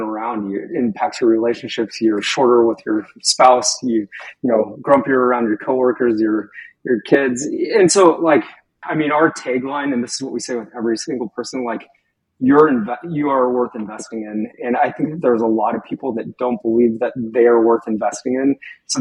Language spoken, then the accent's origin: English; Skagit Valley, Washington, United States; I grew up in Skagit Valley